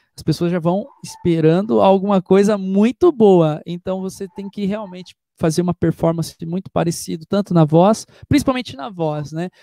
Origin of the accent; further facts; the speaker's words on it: Itu, São Paulo, Brazil; Eu sou da cidade de Itu